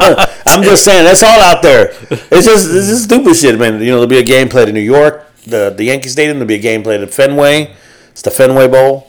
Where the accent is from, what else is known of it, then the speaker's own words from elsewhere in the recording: Argentina; I am not from America. I hail from Argentina.